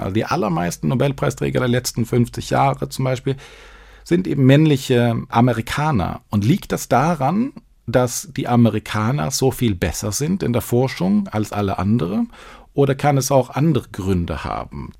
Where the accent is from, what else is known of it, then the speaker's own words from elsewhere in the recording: Sweden; now in Düsseldorf, Germany; als Schwede